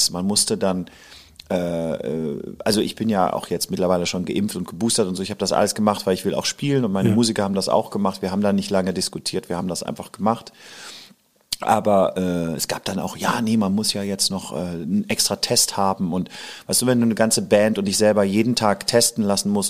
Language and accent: German; Hamburg, Germany; also born or lived in Lower Rhine, Germany; ich bin halb Holländer, halb {S1} hm. Deutscher {S0} und ähm, bin an der Grenze am Niederrhein geboren, habe auch hier als Kind in Hamburg ja verbracht